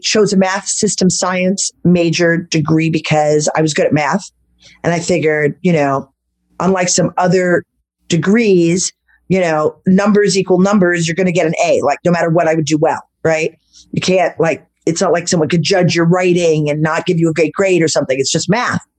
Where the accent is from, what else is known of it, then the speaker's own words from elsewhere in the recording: Manhattan Beach, California, United States; accent: Brooklyn; also born or lived in Los Angeles / France / Greece / Italy; growing up in Beverly Hills and then in Manhattan Beach on the beach.